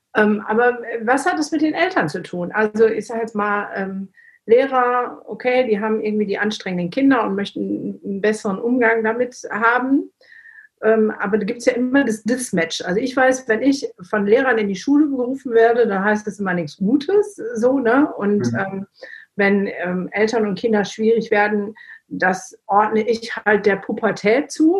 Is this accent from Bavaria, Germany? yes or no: no; the Ruhr area, North Rhine-Westphalia, Germany; moved away; ich komme ja eigentlich auch aus dem Pott